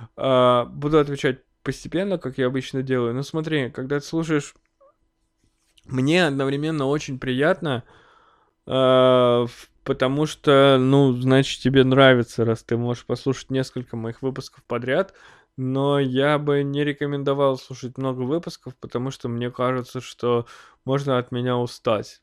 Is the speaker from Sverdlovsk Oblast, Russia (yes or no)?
no; Snezhinsk, Chelyabinsk Oblast, Russia; now in Chelyabinsk, Russia; я уже эмигрировал из родного города